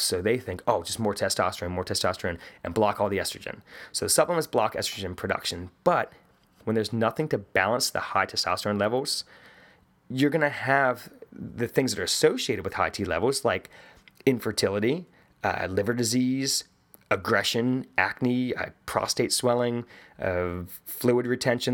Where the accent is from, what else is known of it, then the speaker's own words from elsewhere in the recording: West Virginia, United States; I'm from West Virginia